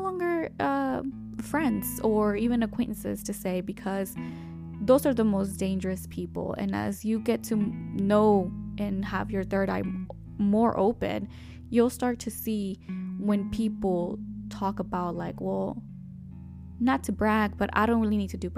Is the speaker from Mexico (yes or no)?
yes; Mexico; accent: Mexican; My Mexican accent